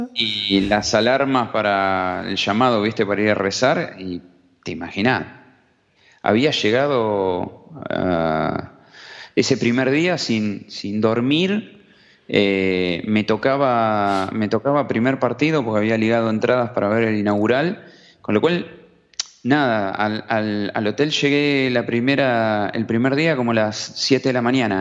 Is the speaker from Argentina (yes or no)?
yes; Argentina; venimos de Argentina